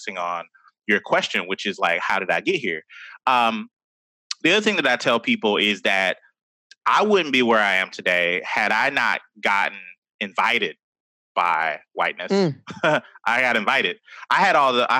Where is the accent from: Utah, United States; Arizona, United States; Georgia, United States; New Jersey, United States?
Georgia, United States; Atlanta; I grew up in Atlanta, like a lot of Black people around